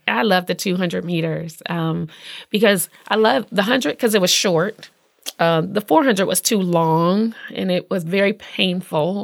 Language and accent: English; Indianapolis, Indiana, United States; I'm from Indianapolis